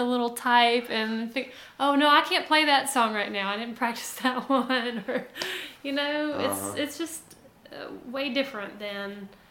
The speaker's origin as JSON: {"language": "English", "town": "Tuscaloosa", "region": "Alabama", "country": "United States", "tie": "born or raised there", "said": "I was from Tuscaloosa and... raised in a music family"}